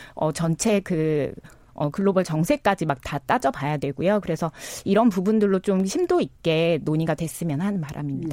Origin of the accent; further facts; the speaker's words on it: Jeju, South Korea; 전 제주에서 왔기 때문에